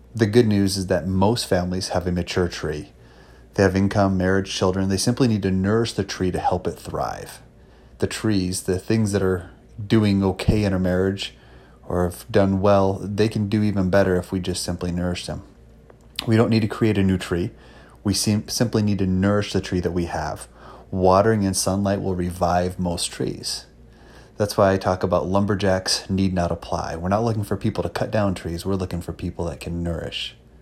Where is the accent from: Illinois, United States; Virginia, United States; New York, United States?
New York, United States; Palmyra; also born or lived in Marion, New York; I actually grew up in Palm Mar, New York, went to school in a little town called Marion